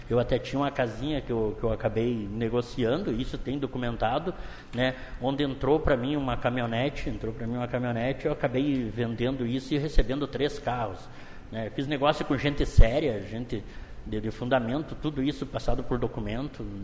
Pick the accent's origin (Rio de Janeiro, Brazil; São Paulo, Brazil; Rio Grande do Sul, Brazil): Rio Grande do Sul, Brazil; Caxias do Sul; moved away; eu tenho a minha casa normal, que é de quando eu vim de Caxias do Sul e comprei, né?